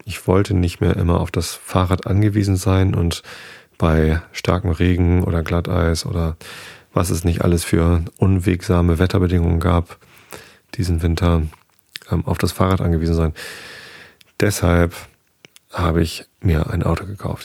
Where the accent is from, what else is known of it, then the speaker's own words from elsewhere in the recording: near Karkensdorf, south of Hamburg, Lower Saxony, Germany; Ich bin in der Nähe aufgewachsen, zwei Dörfer weiter